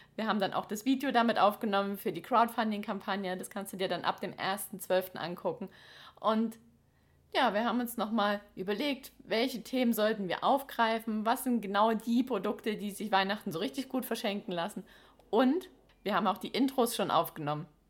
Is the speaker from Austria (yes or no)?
no; Baden-Württemberg, Germany; in unserem Ländle